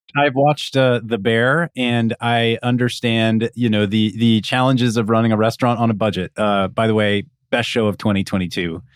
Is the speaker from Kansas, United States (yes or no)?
yes; Kansas, United States; I grew up in Kansas with electric electric stovetops